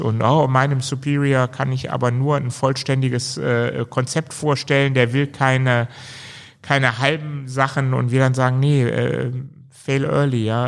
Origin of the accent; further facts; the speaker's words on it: Germany; wir hatten da so ein bisschen Narrenfreiheit als Deutsche